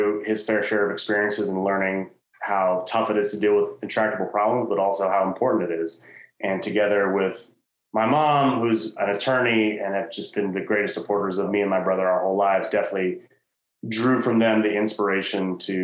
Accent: Washington, District of Columbia, United States; I'm originally from Washington, D.C.

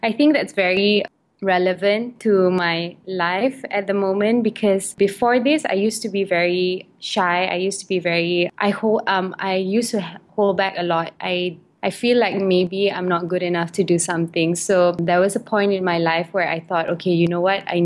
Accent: Malaysia; also born or lived in United Kingdom; I'm Malay. I reside in Malaysia. I was born in the United Kingdom, but I was raised in Malaysia.

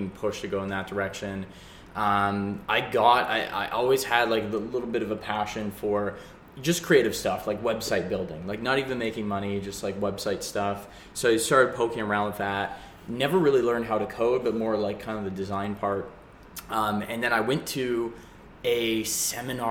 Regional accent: Calgary, Alberta, Canada; moved away as an adult; now in Vancouver, Canada; I grew up in Calgary and I moved out. I actually moved here to Vancouver.

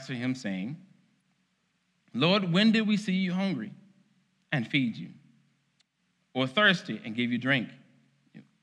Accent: Arkansas, United States; moved away; Growing up in Arkansas, which I still believe has the best barbecue

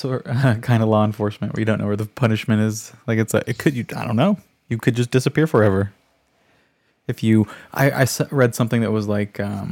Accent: United States; it makes me mad as an American.

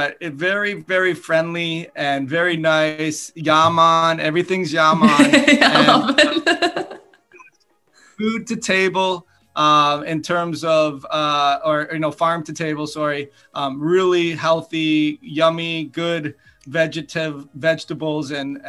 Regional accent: Canada; moved away as an adult; also born or lived in United States; I grew up in Canada

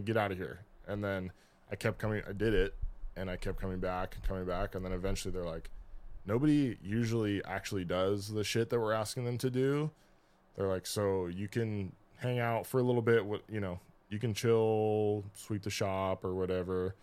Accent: Kings Beach, California, United States; I'm from Kings Beach.

